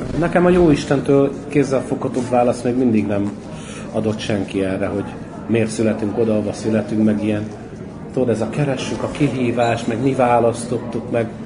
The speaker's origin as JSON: {"language": "Hungarian", "country": "Hungary", "tie": "born or raised there", "moved": "yes", "lives_now": "Budapest, Hungary", "said": "Én a cigánytelet Éppen születtem, de én már gyerekkoromban is kilógtam a- nem a cigány telepről"}